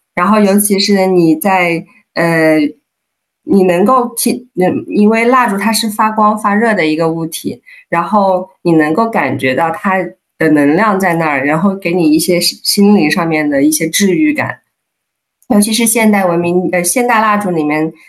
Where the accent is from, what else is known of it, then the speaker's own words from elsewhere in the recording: Hunan, China; moved away as an adult; now in Netherlands; 我是湖南人